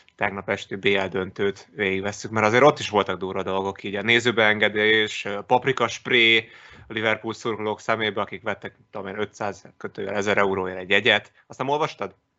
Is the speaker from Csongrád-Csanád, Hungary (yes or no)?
yes; Szeged, Csongrád-Csanád, Hungary; én Szegedi vagyok